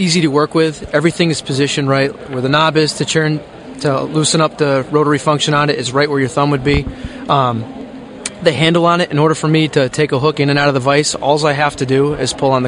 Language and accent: English; Massachusetts, United States; now in Connecticut, United States; I'm originally from Massachusetts, but I live in Connecticut now